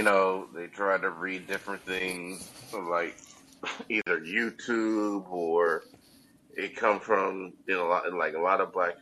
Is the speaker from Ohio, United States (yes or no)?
yes; Columbus, Ohio, United States; I'm from Columbus, Ohio